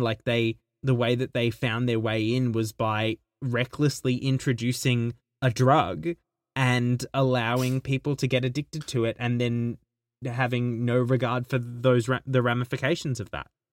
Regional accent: Australia; being Australian

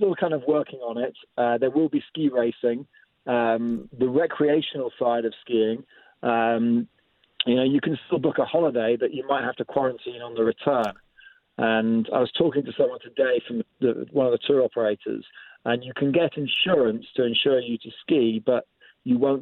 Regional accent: Scotland, United Kingdom; I was growing up in Scotland. So my dad was in the Air Force. He was posted up to RAF Turnhouse

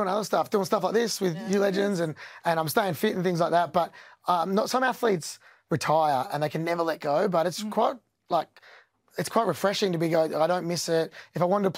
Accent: Australia; as Australians

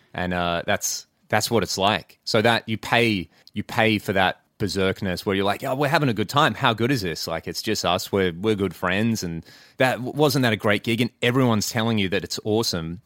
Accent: Western Australia, Australia; we're all from Western Australia

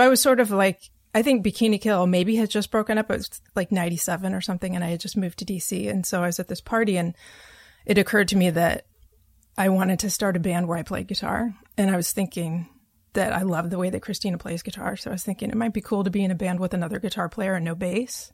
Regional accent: Vancouver, Washington, United States; moved away as an adult; now in New York, United States; growing up as a kid until high school, the end of high school, I was in Vancouver, Washington, which is not Vancouver, Canada.

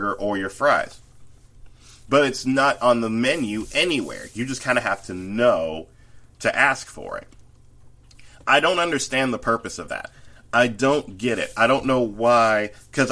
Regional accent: the South, United States; as a Southerner

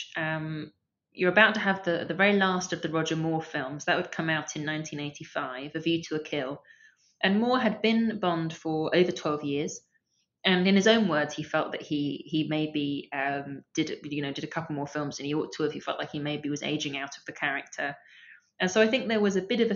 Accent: London, United Kingdom; I grew up in Camden Town

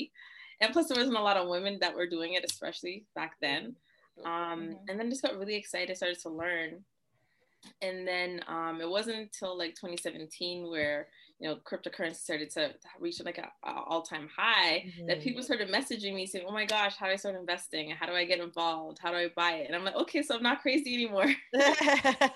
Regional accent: Toronto, Ontario, Canada; I'm from Toronto

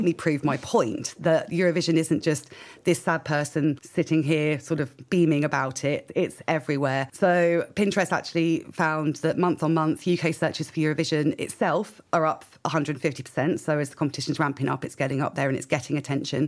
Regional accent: United Kingdom; I am British

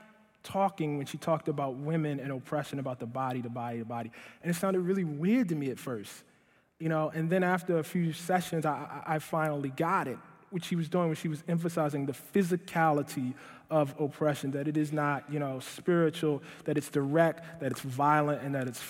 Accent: Baltimore, Maryland, United States; moved away; kicked out of a magnet school in my hometown of Baltimore

